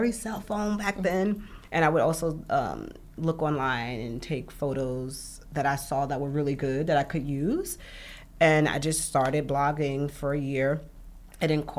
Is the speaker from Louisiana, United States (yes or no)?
no; New York City, New York, United States; also born or lived in Bronx; now in New York City, United States; I'm from Brooklyn